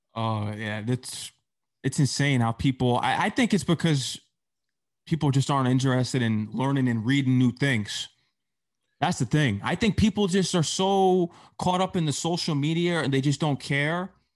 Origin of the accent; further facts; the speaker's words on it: Fairfield County, Connecticut, United States; I'm from Fairfield County